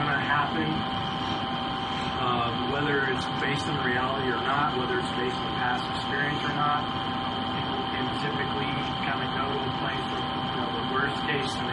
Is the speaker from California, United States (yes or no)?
yes; San Diego, California, United States; moved away as an adult; now in Georgia, United States; Growing up in San Diego